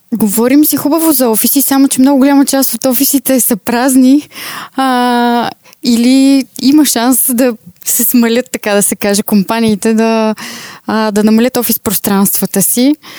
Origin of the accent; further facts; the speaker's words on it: Vidin, Vidin Province, Bulgaria; Видин, откъдето съм.